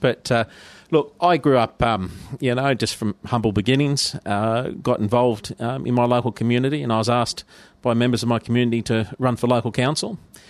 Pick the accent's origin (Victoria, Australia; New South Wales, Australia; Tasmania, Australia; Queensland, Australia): New South Wales, Australia; Sydney; also born or lived in Mudgee; Yeah, so I grew up in Western Sydney and also out in the country, out Mudgee Way. So I've had a bit of an experience from city life and country life as well.